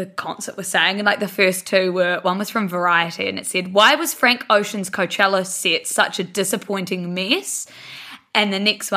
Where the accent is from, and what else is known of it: Blenheim, Marlborough, New Zealand; now in Auckland, New Zealand